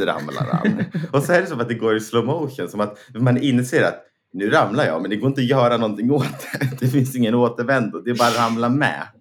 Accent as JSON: {"language": "Swedish", "town": "Näs", "country": "Sweden", "tie": "born or raised there", "moved": "as an adult", "said": "Näs är ju där jag är uppvuxen"}